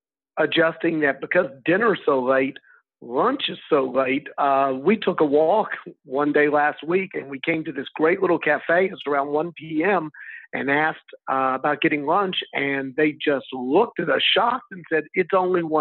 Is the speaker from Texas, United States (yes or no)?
yes; Texas, United States; moved away as an adult; now in Spain; I'm from Texas.